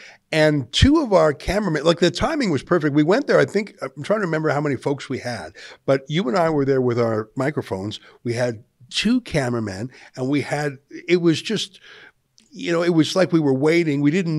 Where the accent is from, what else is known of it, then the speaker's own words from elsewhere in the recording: Canada; as a Canadian.